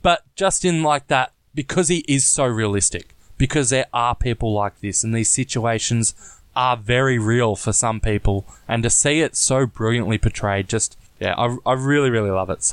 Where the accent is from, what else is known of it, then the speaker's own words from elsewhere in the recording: Australia; I'm an Aussie